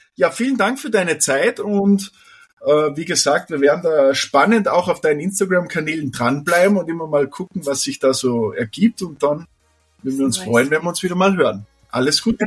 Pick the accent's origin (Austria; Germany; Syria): Austria; bei uns in Österreich